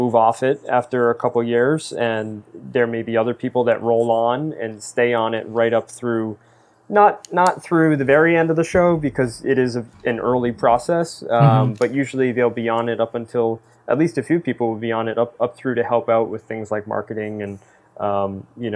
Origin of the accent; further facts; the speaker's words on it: East Coast, United States; growing up on the East Coast